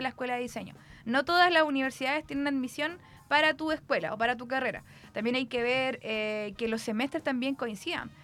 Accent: Concepción, Biobío, Chile; soy la única de Conce

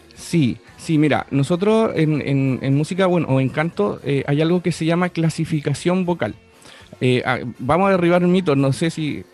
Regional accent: Buenos Aires, Argentina; now in Chile; en Chile, pero crecí en, Argentina, en Buenos Aires

